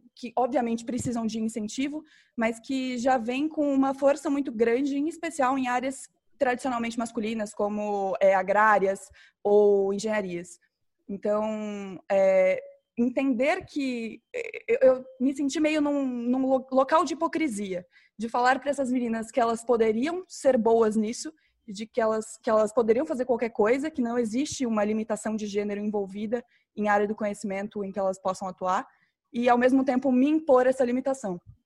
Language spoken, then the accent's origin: Portuguese; Campo Grande, Mato Grosso do Sul, Brazil; moved away; eu sou, sou mato-grossense, é, nasci em Campo Grande, fui criada em Campo Grande, mas saí daqui meio cedo